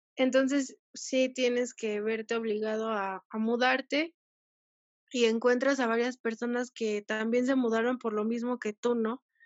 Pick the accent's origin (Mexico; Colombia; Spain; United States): Mexico; Toluca, State of Mexico; moved away as an adult; nací en Toluca, pero toda mi familia es de Oaxaca, entonces siempre me he considerado como de las dos partes